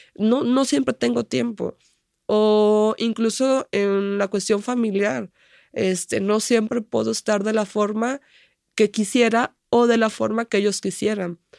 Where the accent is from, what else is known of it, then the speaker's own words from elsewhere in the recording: Tuxpan, Nayarit, Mexico; Tuxpan, que es donde vivo o de donde soy